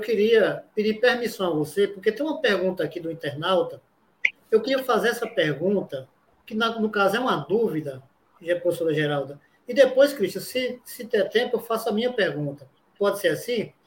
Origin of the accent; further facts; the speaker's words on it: Caicó, Rio Grande do Norte, Brazil; moved away; eu sou do interior, sou de Caicó, próximo lá da sua terra, né? Nós nascemos ali pelo Seridó